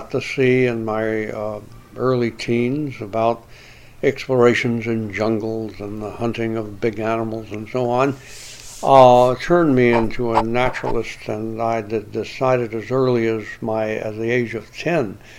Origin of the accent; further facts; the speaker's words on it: Alabama, United States; Growing up in Alabama